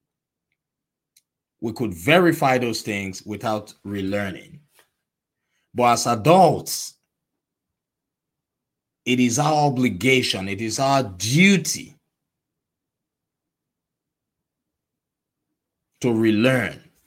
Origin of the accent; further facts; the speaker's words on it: Nigeria; moved away as an adult; I was born and raised in Nigeria. I spent most of my adult life in Nigeria